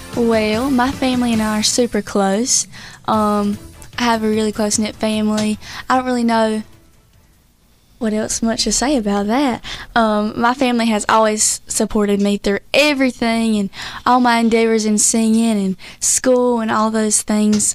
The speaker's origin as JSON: {"language": "English", "town": "Whiteville", "region": "North Carolina", "country": "United States", "said": "how we talk back in Whiteville, North Carolina"}